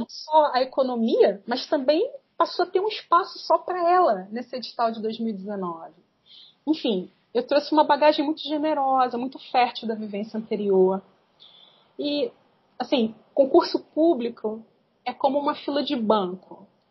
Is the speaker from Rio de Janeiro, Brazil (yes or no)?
yes; Rio de Janeiro, Brazil; now in Nova Friburgo, Brazil; Dos 5 aos 11 anos eu morei no Morro da Formiga, uma favela do Rio de Janeiro, foi é a cidade onde eu nasci.